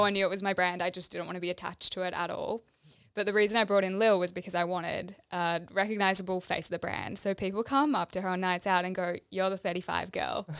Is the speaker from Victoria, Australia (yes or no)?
yes; Melbourne, Victoria, Australia; moved away as an adult; now in Gold Coast, Australia; I grew up in Melbourne, went to school here. Two years ago, decided to move to the Gold Coast with my partner